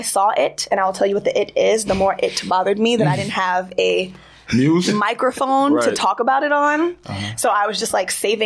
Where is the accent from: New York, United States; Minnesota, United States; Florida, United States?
New York, United States; New York City; I'm from Queens